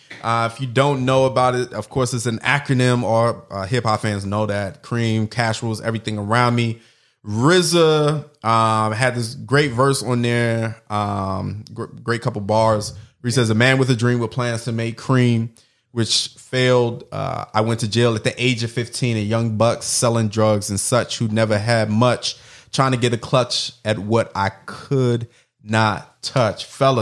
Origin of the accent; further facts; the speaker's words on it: Brooklyn, New York, United States; Yo, real talk, I was born in Brooklyn, you know, raised in New York for, you know, the earliest portion of my life.